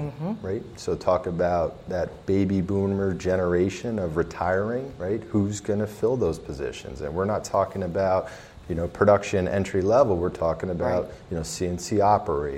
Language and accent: English; Lehigh Valley, Pennsylvania, United States; moved away as an adult; also born or lived in Philadelphia area; now in Reading, United States; I'm a guy from the Lehigh Valley